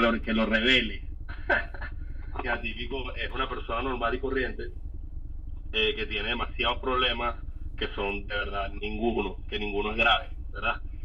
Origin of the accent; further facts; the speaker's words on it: Caracas, Capital District, Venezuela; yo soy un chamo del British, eh, yo estudié en San Ignacio